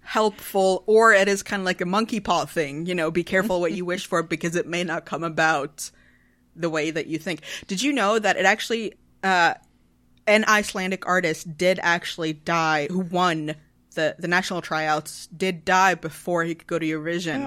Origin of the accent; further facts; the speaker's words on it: Sweden; I'm from Sweden. We're a tiny nation of, of ten million people.